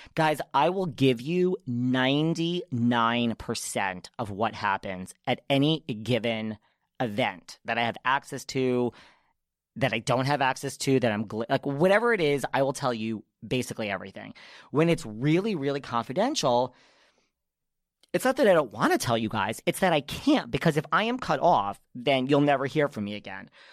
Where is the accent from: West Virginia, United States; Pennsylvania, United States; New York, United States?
New York, United States; I'm from New York